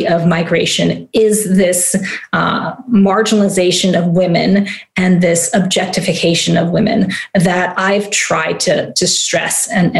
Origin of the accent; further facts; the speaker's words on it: Guyana; moved away; Guyana is this unique place because we're culturally Caribbean, but we're geographically South American, the only English-speaking country in South America.